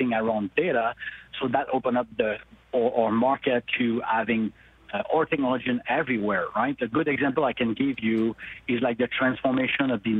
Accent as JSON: {"language": "English", "town": "Montreal", "region": "Quebec", "country": "Canada", "said": "I'm from Montreal"}